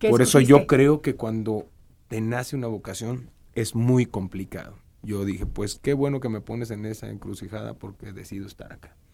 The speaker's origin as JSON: {"language": "Spanish", "town": "Ciudad Madero", "region": "Tamaulipas", "country": "Mexico", "tie": "born or raised there", "also_born_or_lived": "Tampico", "accent": "norteño", "moved": "as an adult", "lives_now": "Mexico City, Mexico", "said": "yo soy de Ciudad Madero, Tampico, Tamaulipas."}